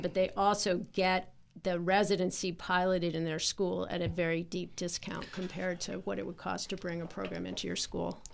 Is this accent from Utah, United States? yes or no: no; Harvard, Massachusetts, United States; moved away as an adult; now in Baltimore, United States; I grew up in Massachusetts